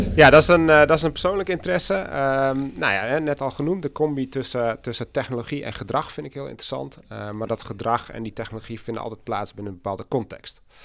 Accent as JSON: {"language": "Dutch", "town": "Oudega", "region": "Friesland", "country": "Netherlands", "tie": "born or raised there", "also_born_or_lived": "Enschede", "moved": "as an adult", "said": "ik ben ook geboren en getogen in Friesland."}